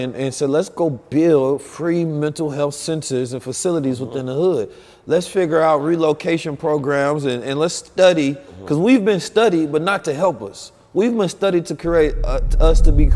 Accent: Oakland, California, United States; also born or lived in St. Louis, Missouri; I was born in St. Louis, raised in Oakland

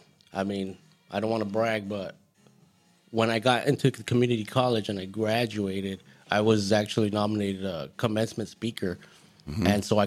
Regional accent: Goleta, California, United States; Well, I'm from Santa Barbara County.

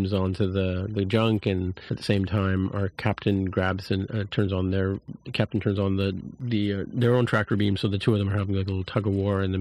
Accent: Canada; speaking as a Canadian

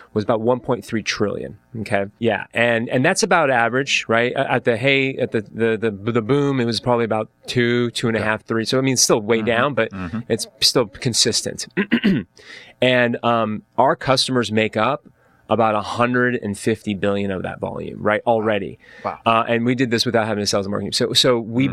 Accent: Orange County, California, United States; also born or lived in Atlanta, Georgia / Dana Point / Irvine; So I grew up in Orange County, right? I, I basically I was born in Atlanta. I came out here when I was one

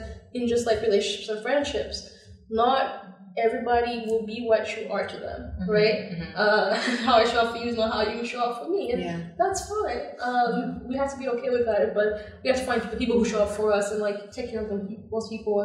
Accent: Zambia; now in United States; growing up in Zambia

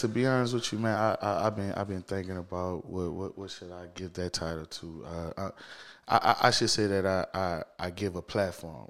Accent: New Orleans, Louisiana, United States; I'm born and raised in New Orleans, man. Shout out to the East, man. I'm from the East.

